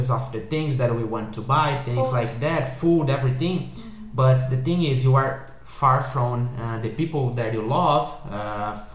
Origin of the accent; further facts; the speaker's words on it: South Region, Brazil; first language Portuguese; English is a second language; moved away as an adult; now in Germany; I am from the south